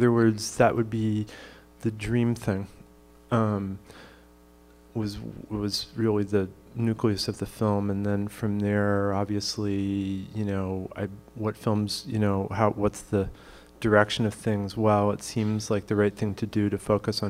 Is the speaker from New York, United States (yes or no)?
no; Pittsfield, Massachusetts, United States; I grew up in Pittsfield, Massachusetts, and so that's in the Berkshires